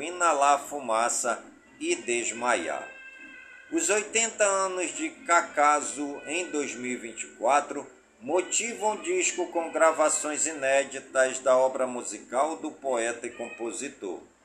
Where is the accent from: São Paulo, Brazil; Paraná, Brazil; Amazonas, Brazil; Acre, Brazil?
Amazonas, Brazil; Careiro da Várzea; as comunidades do Careiro da Várzea, minha cidade natal